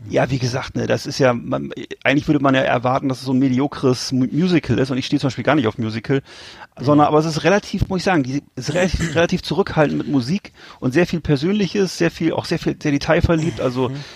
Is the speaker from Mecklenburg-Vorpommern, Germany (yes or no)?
yes; Mecklenburg-Vorpommern, Germany; Du meinst, ich komme aus, aus Mecklenburg-Vorpommern und mache in Schleswig-Holstein Urlaub oder was?